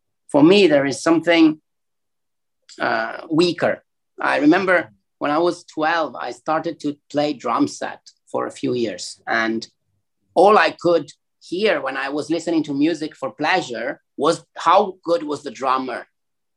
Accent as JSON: {"language": "English", "country": "Italy", "tie": "born or raised there", "moved": "yes", "lives_now": "Hong Kong", "said": "growing up in Italy"}